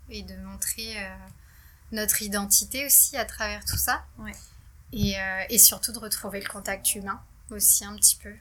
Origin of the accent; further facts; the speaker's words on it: Guipry-Messac, Brittany, France; nous, on est originaire de Guipry-Messac